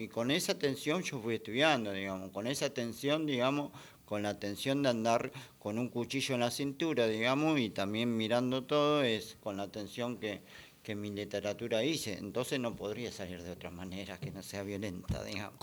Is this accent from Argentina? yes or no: yes; Ciudadela, Buenos Aires Province, Argentina; yo soy de Fuerte Apache